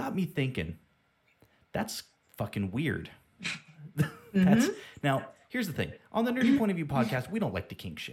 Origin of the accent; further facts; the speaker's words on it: United States; we're American